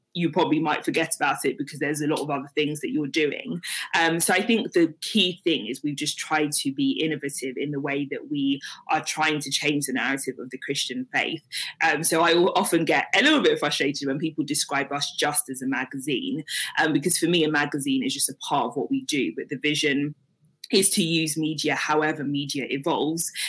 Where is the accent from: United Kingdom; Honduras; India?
United Kingdom; London; also born or lived in Nigeria / Lincoln / Leicester; I was born in Nigeria and moved here with my parents when I was six months old. So I've lived in London for most of my life. Um, I did live in Lincoln and Leicester for a few years growing up as well.